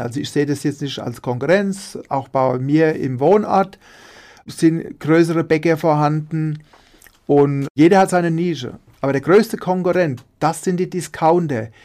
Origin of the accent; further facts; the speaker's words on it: Münster, Hesse, Germany; also born or lived in Dieburg; ich bin in Dieburg geboren, in der Fastnachtshochburg und wohnen tue ich in Münster, das Nachbarort von Dieburg